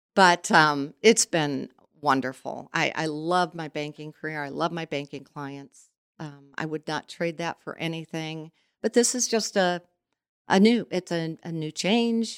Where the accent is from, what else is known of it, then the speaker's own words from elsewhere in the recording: Goshen, Indiana, United States; also born or lived in South Bend, Indiana; I was born in South Bend and we moved here in nineteen sixty-seven and, um, went to model school and a totally different atmosphere from South Bend to come to Goshen.